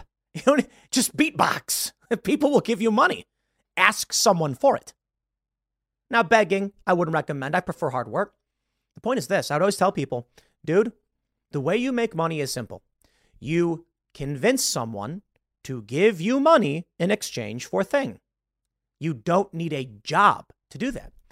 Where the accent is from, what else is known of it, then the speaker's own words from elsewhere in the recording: Chicago, Illinois, United States; I grew up in South Side of Chicago.